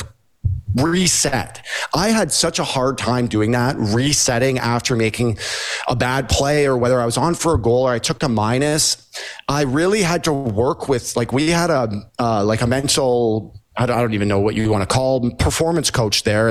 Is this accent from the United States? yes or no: no; Toronto, Ontario, Canada; I grew up here in Toronto